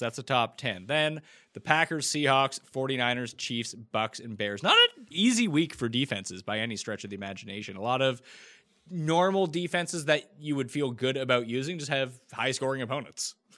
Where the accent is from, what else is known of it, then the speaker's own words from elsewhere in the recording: Canada; as a Canadian